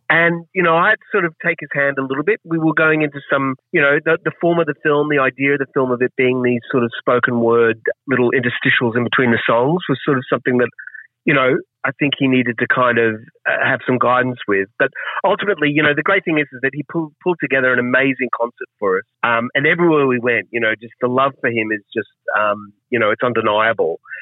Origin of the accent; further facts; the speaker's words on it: Queensland, Australia; I'm from Queensland, so yeah. even though I'm from the city